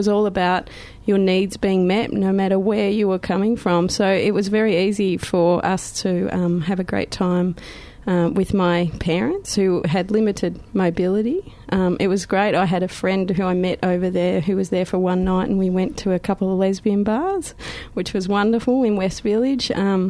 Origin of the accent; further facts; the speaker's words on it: Vancouver, British Columbia, Canada; It was an interesting experience for me, really, because I come from Vancouver. Vancouver is very beautiful, green pastures, water, fantastically friendly, easygoing people.